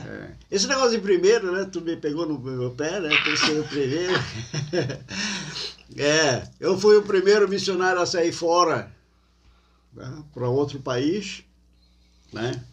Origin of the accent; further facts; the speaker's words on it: Criciúma, Santa Catarina, Brazil; also born or lived in Portugal; como brasileiro aqui em Criciúma